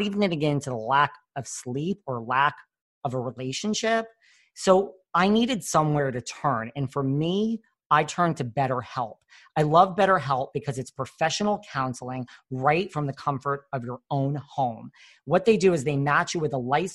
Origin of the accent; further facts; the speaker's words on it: New York area, United States; I'm from the New York area too